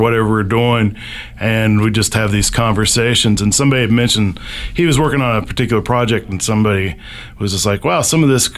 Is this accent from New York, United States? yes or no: no; Huntington, West Virginia, United States; I'm from Huntington, West Virginia originally